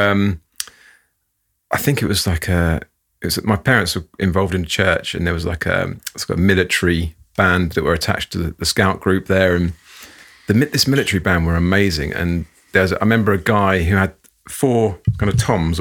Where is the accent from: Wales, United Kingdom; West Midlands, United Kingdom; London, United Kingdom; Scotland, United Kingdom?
London, United Kingdom; I grew up in North London